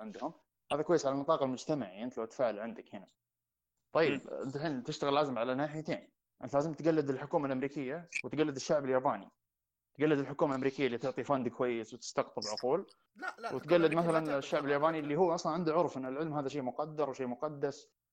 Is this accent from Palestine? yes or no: no; Saudi Arabia; انا الحين انا كسعودي